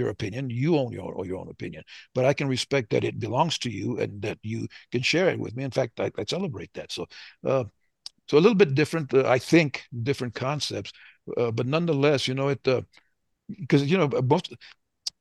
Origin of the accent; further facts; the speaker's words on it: the South, United States; moved away; We're from the South